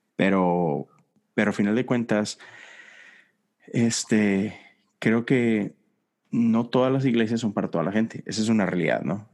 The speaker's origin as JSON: {"language": "Spanish", "town": "Monterrey", "region": "Nuevo León", "country": "Mexico", "tie": "born or raised there", "moved": "yes", "lives_now": "Houston, United States", "said": "nosotros que venimos de Monterrey"}